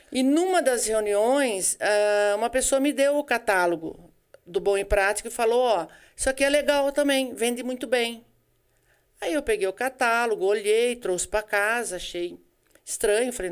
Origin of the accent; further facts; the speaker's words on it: Araras, São Paulo, Brazil; eu sou de Araras, eu trabalhava na imobiliária com meu irmão lá. Quando eu casei, eu mudei para cá.